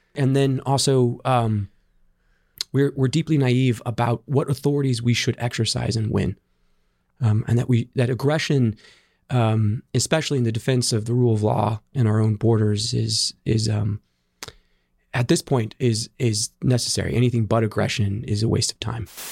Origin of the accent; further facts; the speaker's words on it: Central Valley of California, United States; I grew up in the Central Valley of California.